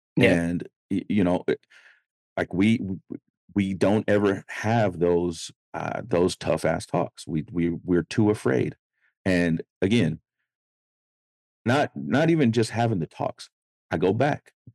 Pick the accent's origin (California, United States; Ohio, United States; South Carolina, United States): California, United States; Sacramento; I grew up in Oak Park in Sacramento, California